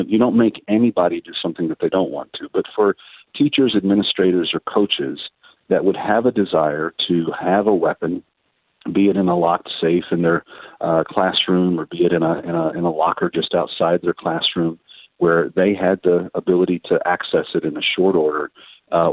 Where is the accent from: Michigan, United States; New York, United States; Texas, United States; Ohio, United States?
Texas, United States; I'm a Texan by nature